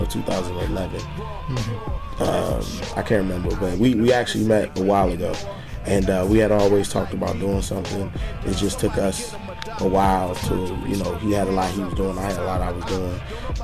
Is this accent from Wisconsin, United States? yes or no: no; Virginia, United States; I grew up in Virginia